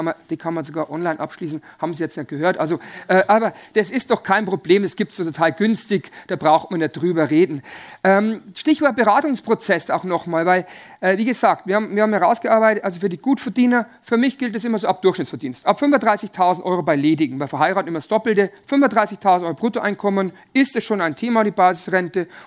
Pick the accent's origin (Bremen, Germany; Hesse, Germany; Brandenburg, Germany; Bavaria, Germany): Bavaria, Germany; Also bei uns in Bayern sagt man wilde Ehe.